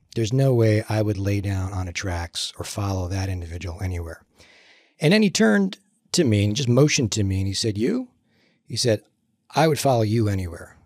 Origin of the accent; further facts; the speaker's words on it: New Jersey, United States; moved away; I grew up in Jersey